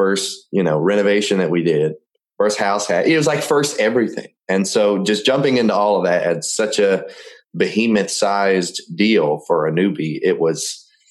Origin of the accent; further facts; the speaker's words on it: Memphis, Tennessee, United States; moved away as an adult; I'm from Memphis, Tennessee, and moved down here about 3.5 years ago to start my career as a technician